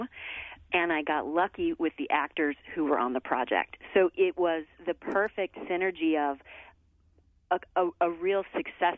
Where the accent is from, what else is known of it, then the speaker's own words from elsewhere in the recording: Missouri, United States; moved away as an adult; now in New York City, United States; I grew up dancing in Missouri